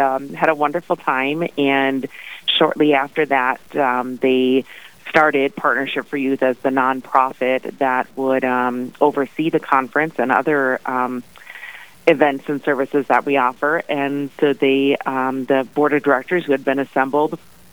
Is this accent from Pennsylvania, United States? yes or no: no; Minnesota, United States; born and raised in Minnesota